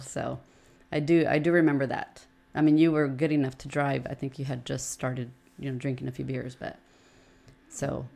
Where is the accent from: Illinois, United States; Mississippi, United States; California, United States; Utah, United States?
California, United States; Oceanside; We've born and raised in Oceanside. Both my parents are from Mexico, and all of us are from here in Oceanside.